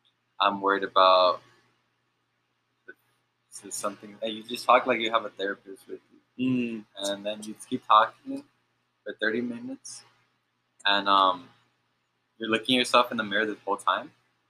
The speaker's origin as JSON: {"language": "English", "country": "Philippines", "said": "I'm …, I'm Filipino."}